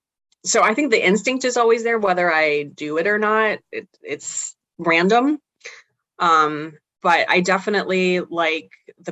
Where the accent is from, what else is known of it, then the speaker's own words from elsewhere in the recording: Chicago, Illinois, United States; born there; also born or lived in Missouri; Can I say that I'm from Chicago if I was born in the city, even if